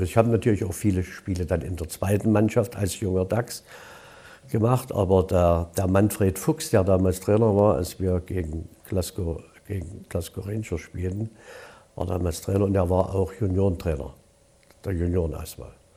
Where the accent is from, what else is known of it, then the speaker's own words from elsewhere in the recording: Gröditz, Saxony, Germany; also born or lived in Dresden; Sechzehnter neunter, siebenundvierzig wurde ich geboren in Kröditz. Besuchte dann die Polytechnische Oberschule von der ersten bis zur zehnten Klasse.